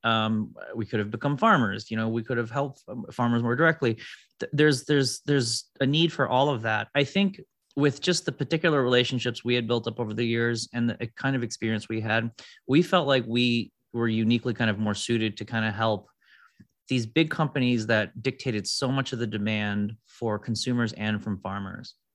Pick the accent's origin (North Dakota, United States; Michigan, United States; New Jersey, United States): Michigan, United States; Detroit; I grew up in Detroit